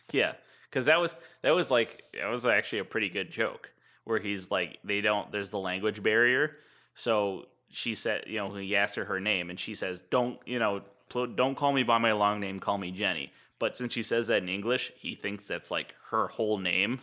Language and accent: English; United States; as an American